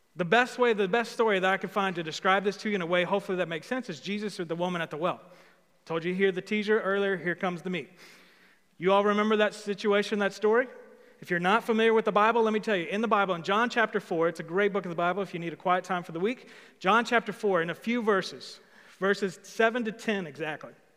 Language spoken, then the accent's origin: English; Old Hickory, Tennessee, United States; I'm from Old Hickory